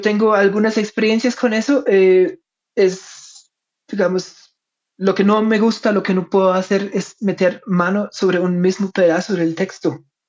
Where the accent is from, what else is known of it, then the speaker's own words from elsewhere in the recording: Germany; Spanish is a second language; soy alemán, mi español no es perfecto